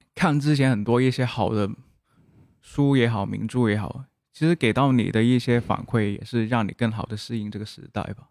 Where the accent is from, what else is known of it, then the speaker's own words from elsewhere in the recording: Guangzhou, Guangdong, China; first language Cantonese; Chinese is a second language; 我家乡广州